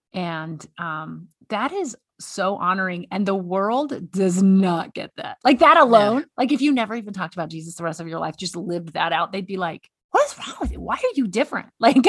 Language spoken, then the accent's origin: English; the South, United States; Stephanie and I have a lot of common. We're both from the South.